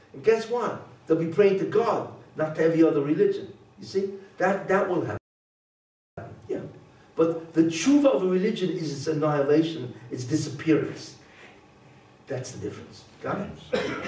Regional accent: Italy; I come from Italy

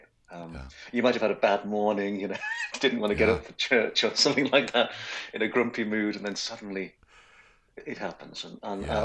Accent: Wales, United Kingdom; grew up in Wales, which is a small country on the west coast of Great Britain.

